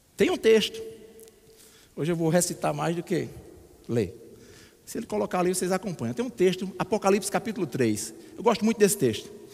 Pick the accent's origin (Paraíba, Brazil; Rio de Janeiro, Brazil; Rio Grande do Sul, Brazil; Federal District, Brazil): Paraíba, Brazil; Alagoa Grande; moved away; lá na minha terra, em Alagoa Grande